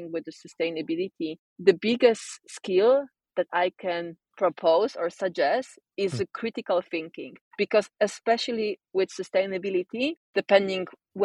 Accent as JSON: {"language": "English", "country": "Poland", "tie": "born or raised there", "moved": "as an adult", "lives_now": "Sweden", "said": "I'm originally born and raised in Poland, but I've been moving and traveling for different places."}